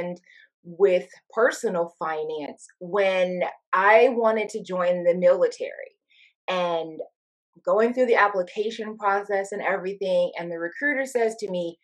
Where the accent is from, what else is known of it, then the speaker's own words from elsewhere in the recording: Toledo, Ohio, United States; I grew up in Toledo, Ohio, a working class community south of Detroit